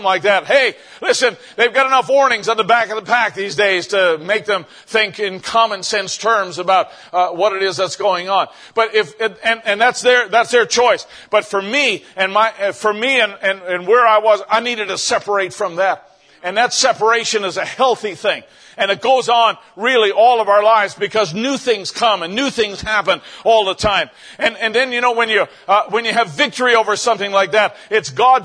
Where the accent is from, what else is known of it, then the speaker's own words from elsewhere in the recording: Canada; I was out in another town in my province in Canada and came back to my hometown